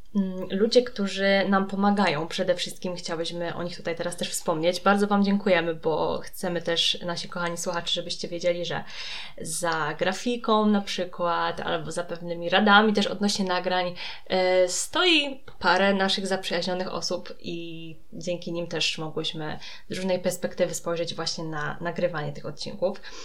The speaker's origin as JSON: {"language": "Polish", "country": "Poland", "said": "z terenów Śląska, Małopolski, czyli z terenów, z których pochodzimy, właśnie z Julką, obydwie"}